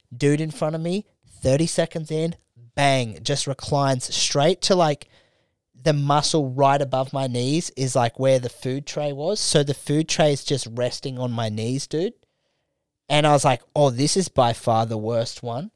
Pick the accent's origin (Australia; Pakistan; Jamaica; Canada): Australia